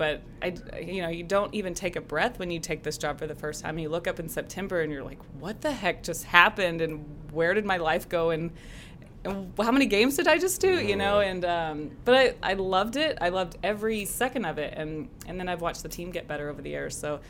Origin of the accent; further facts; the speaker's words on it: Texas, United States; it is very much part of who I am and yeah, love being a Texan.